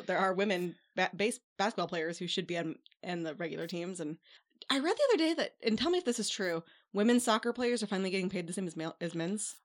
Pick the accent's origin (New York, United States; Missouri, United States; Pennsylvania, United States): Missouri, United States; St. Louis; I'm from Saint Louis, so I went to Cardinals games first as a kid